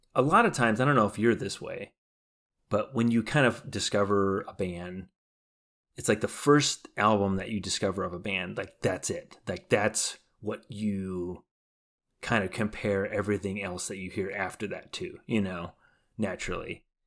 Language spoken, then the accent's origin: English; Chicago, Illinois, United States; we're from Chicago